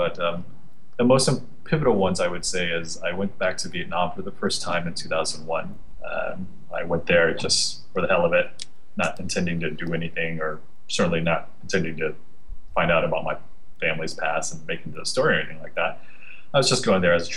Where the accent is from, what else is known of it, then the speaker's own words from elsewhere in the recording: United States; growing up in the States and being the youngest child of four and the only one born in the States